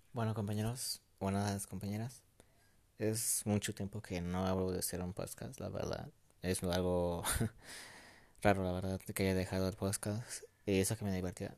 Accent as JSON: {"language": "Spanish", "country": "Mexico", "said": "México, en mi país mexicano aquí"}